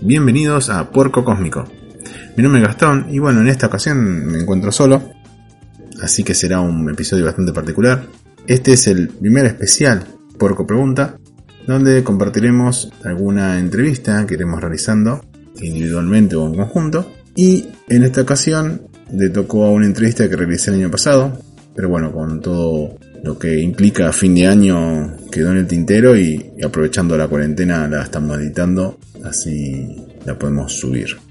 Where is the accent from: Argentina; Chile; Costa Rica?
Argentina; Mercedes; somos de Mercedes